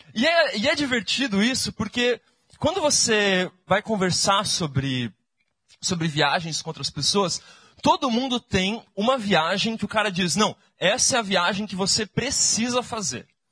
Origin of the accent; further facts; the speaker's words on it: Brazil; eu sou do Brasil